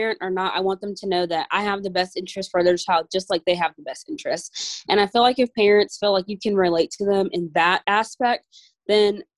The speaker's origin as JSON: {"language": "English", "region": "Georgia", "country": "United States", "said": "I'm from Georgia, and I work in a classroom"}